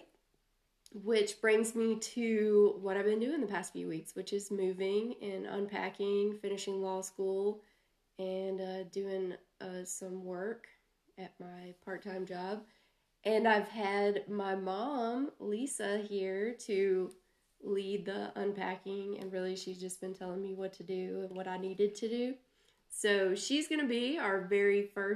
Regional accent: Alabama, United States; I'm from Alabama

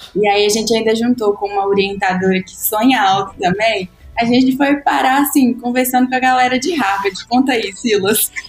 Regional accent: Brazil; born or raised there; also born or lived in United States

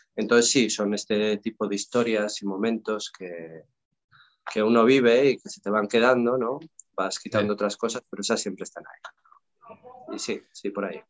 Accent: León, Castile and León, Spain; also born or lived in England; now in Barcelona, Spain; vivía en mi tierra, ¿no? En León

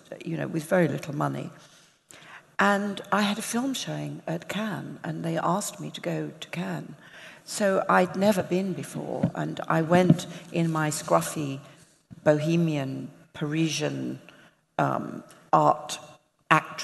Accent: Southend-on-Sea, East of England, United Kingdom; also born or lived in London; my hometown, Southend-on-Sea, which is like the Coney Island of Great Britain. Yes, that's where I grew up.

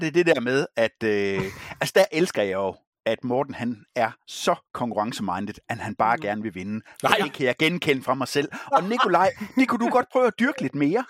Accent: Herning, Central Denmark Region, Denmark; moved away; min fødeby

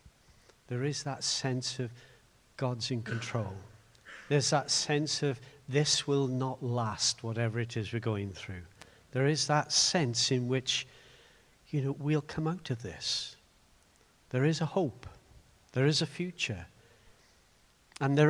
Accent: Swansea, Wales, United Kingdom; now in Cardiff, United Kingdom; the little church I grew up in Morriston

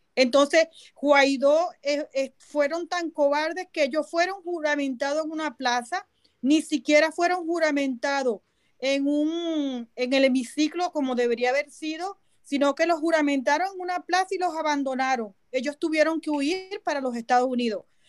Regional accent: Venezuela; moved away as an adult; now in London, United Kingdom; nosotros como venezolanos

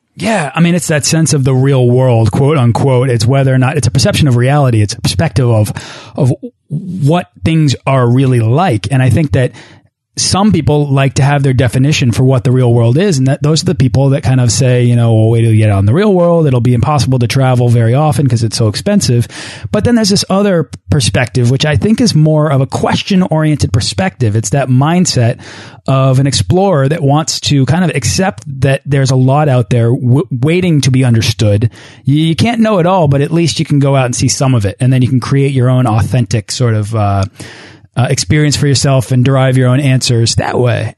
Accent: Boston, Massachusetts, United States; my hometown of Boston

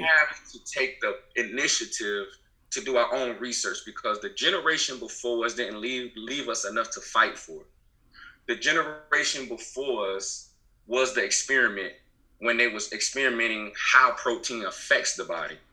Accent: Beaufort, South Carolina, United States; I'm from South Carolina, Beaufort, South Carolina to be exact, the Low Country. I'm just just a good old Low Country Geechee boy.

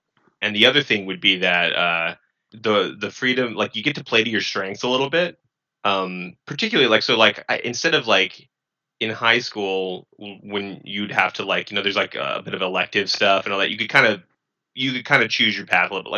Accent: Rancho Cucamonga, California, United States; also born or lived in San Bernardino; I'm living in Rancho Cucamonga.

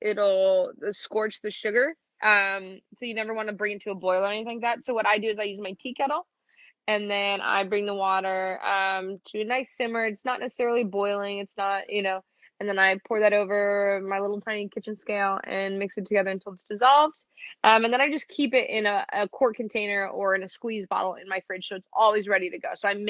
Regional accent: Midwest, United States; So, I grew up in the Midwest. It's the beige diet through and through, like humble beginnings.

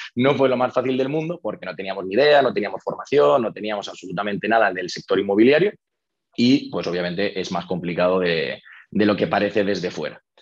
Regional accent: Toledo, Castilla-La Mancha, Spain; moved away as an adult; now in Madrid, Spain; yo soy de Toledo y me vine a estudiar la carrera a Madrid.

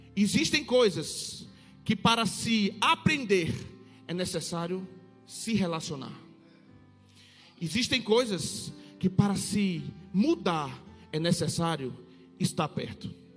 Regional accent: Salvador, Bahia, Brazil; now in Petrolina, Brazil; mas sou nascido em Salvador. Nascido e criado na boca do rio

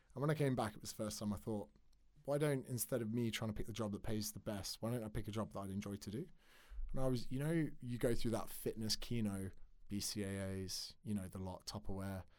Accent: Windsor, South East England, United Kingdom; moved away as an adult; also born or lived in Surrey / Australia; grew up in Berkshire

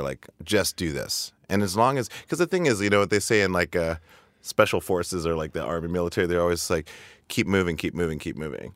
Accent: Montana, United States; moved away as an adult; also born or lived in Seattle; I was growing up in Montana

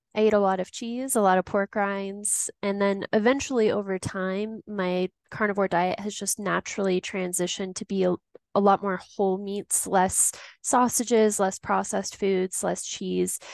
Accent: Tucson, Arizona, United States; now in Denver, United States; growing up in Tucson, Arizona. Since then, I've made my way over to Denver, Colorado

